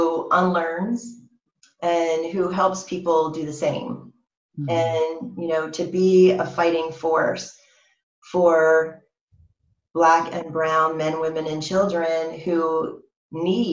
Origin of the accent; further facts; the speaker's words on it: Cambridge, Maryland, United States; my childhood growing up in Cambridge, Maryland, small town